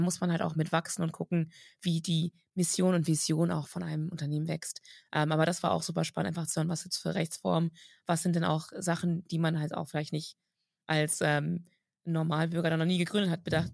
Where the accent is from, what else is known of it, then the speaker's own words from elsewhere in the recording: Germany; bei uns in Deutschland